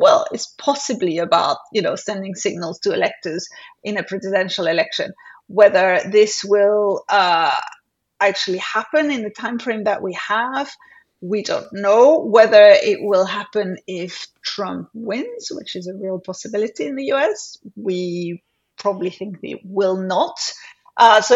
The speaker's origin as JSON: {"language": "English", "town": "Paris", "region": "Île-de-France", "country": "France", "tie": "born or raised there", "moved": "yes", "lives_now": "United Kingdom", "said": "having grown up in France"}